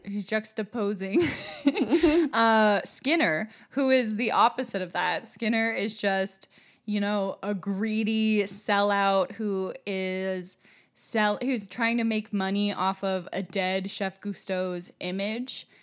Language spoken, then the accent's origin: English; United States; moved away as an adult; also born or lived in France; as an American